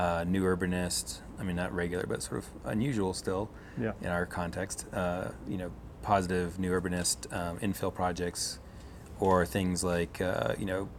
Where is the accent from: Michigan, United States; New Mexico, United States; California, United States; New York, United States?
New Mexico, United States; moved away as an adult; also born or lived in Pittsburgh / Salt Lake City; now in Boulder, United States; grew up in New Mexico in a sort of artist engineering family